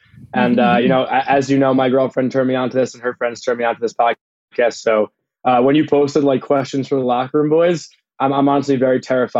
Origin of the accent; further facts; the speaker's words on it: Long Island, New York, United States; 25, from Sasa, Long Island. And I still currently live at home with mom and dad.